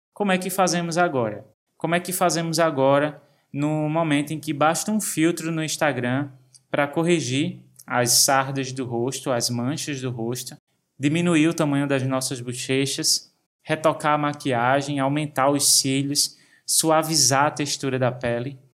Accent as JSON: {"language": "Portuguese", "country": "Brazil", "tie": "born or raised there", "said": "Quando eu era adolescente, eu trabalhava no ramo da confecção na minha cidade natal"}